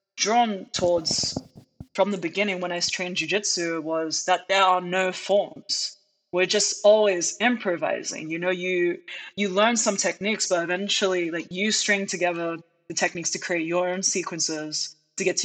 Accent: United Kingdom; moved away as an adult; now in United States; I grew up in the United Kingdom

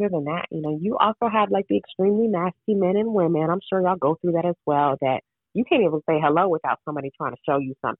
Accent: Florida, United States; I'm from Florida

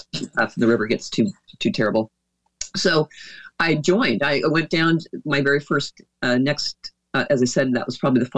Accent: Oregon, United States; moved away as an adult; also born or lived in Dallas, Texas; my home state is Oregon

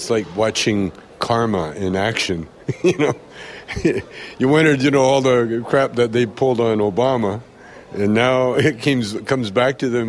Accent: Canada; And when I say yes, because I'm still Canadian.

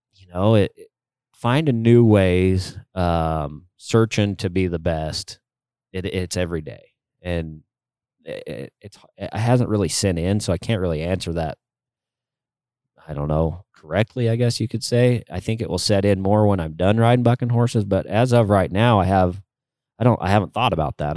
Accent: Utah, United States; my home state of Utah

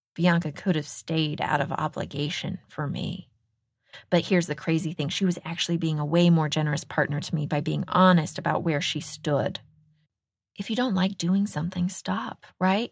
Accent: Texas, United States; moved away; the state of Texas, my home state

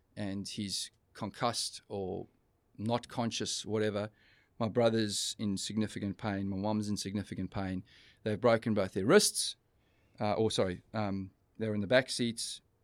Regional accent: East London, Eastern Cape, South Africa; We, we're traveling from Joburg to, uh, to our hometown of East London

